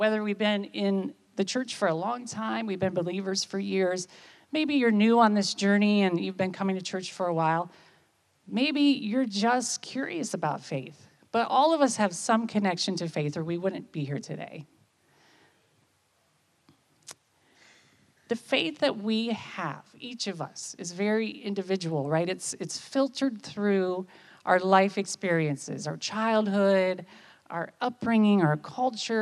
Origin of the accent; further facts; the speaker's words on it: United States; I'm from America